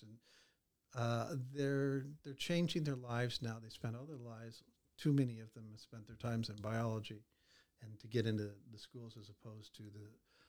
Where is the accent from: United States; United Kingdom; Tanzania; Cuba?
United States; Chicago suburbs, Illinois; now in Greene County, United States; I grew up in the Chicago suburbs.